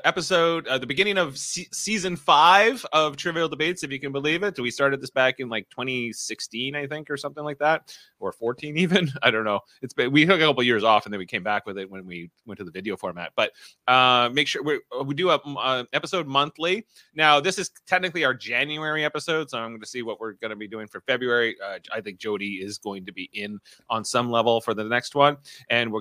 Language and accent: English; Ontario, Canada; accent: Ontario; my Ontario accent